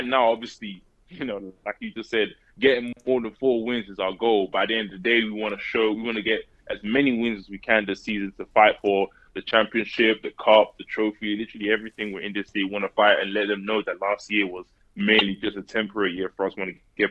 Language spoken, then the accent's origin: English; London, United Kingdom; moved away as an adult; also born or lived in Tennessee / Mississippi; I grew up in East London